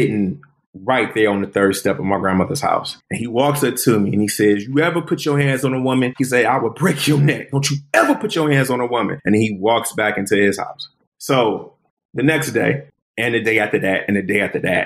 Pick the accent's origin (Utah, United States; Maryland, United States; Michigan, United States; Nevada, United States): Michigan, United States; Detroit; born and raised in Detroit, West Side and East Side